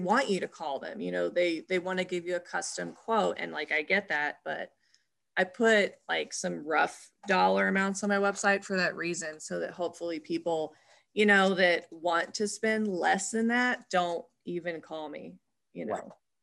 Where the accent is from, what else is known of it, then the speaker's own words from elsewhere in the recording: Memphis, Tennessee, United States; born there; Like I was born in Memphis, so.